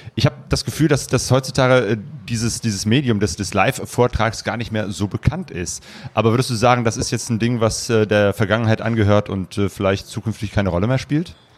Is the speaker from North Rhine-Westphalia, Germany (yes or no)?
yes; Essen, North Rhine-Westphalia, Germany; ich komme ja aus Essen, dem Ruhrgebiet